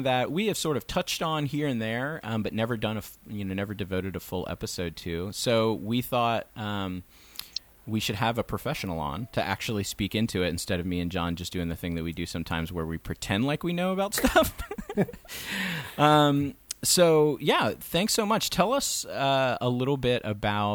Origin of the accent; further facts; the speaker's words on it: Florida, United States; moved away; I grew up in Florida and I had kind of a journey when I moved up here